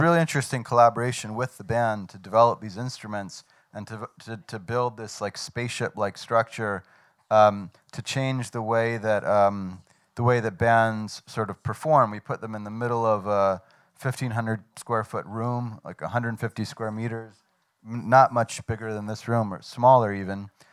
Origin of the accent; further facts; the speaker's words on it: Washington, District of Columbia, United States; moved away as an adult; also born or lived in New York; now in Lyon, France; I grew up in Washington, D.C., and lived uh, in New York for most of my life